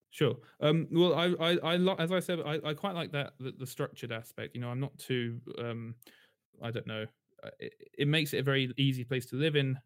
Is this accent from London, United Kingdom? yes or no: yes; London, United Kingdom; also born or lived in Tokyo, Japan; I'm from London, actually, I was born in London